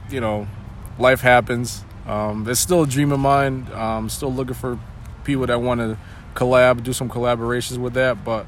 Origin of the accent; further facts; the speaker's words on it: Meriden, Connecticut, United States; also born or lived in New Hampshire; I live in Meriden right now, and I've lived here all my life. I grew up here, went to Maloney High School.